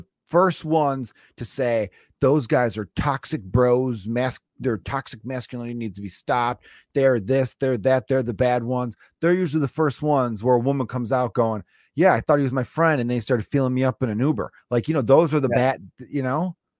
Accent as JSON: {"language": "English", "town": "Chicago", "region": "Illinois", "country": "United States", "said": "I'm fucking from the North Side, you White Sox fan piece of shit."}